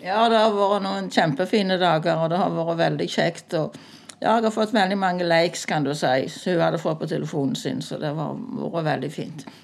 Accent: Sandøy, Ryfylke, Rogaland, Norway; moved away as an adult; now in Randaberg, Norway; jeg kom egentlig fra Ryfylke, fra Sandøy

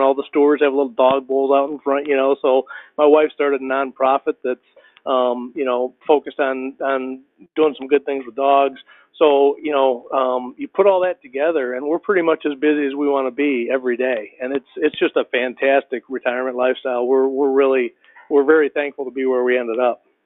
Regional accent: Michigan, United States; moved away as an adult; also born or lived in Ohio / Kentucky / Texas; now in Georgia, United States; i grew up in michigan small town small town guy

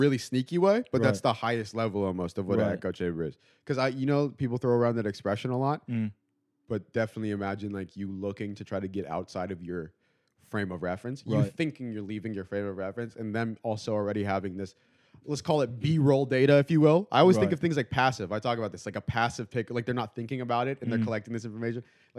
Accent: California, United States; I'm from Silicon Valley.

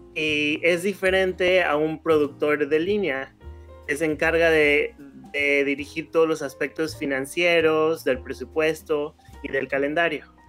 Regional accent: León, Guanajuato, Mexico; moved away as an adult; now in Los Angeles, United States; soy de León, Guanajuato, y ya llevo 15 años viviendo aquí en Los Ángeles

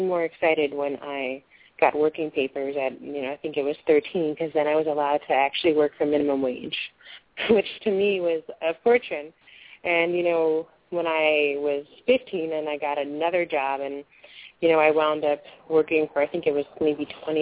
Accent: New Jersey, United States; I grew up in New Jersey in a more rural area

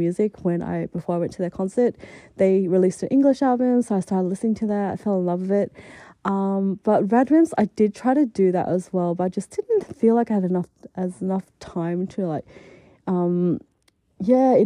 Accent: Adelaide, South Australia, Australia; moved away as an adult; also born or lived in Japan; now in Melbourne, Australia; my hometown in Adelaide

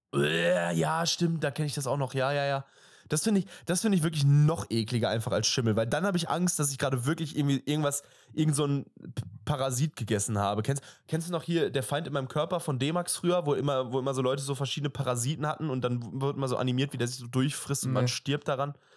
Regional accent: Germany; wir sind Deutsche

